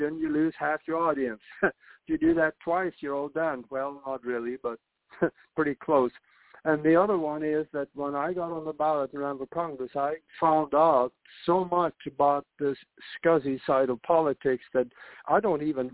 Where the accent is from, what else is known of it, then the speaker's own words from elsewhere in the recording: Norway; moved away as an adult; now in United States; I grew up in Norway, and I came to the United States to go to flight schools